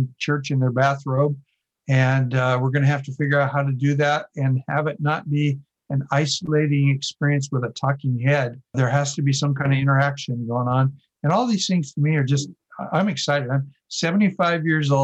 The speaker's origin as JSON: {"language": "English", "region": "Oregon", "country": "United States", "tie": "born or raised there", "said": "growing up in Oregon"}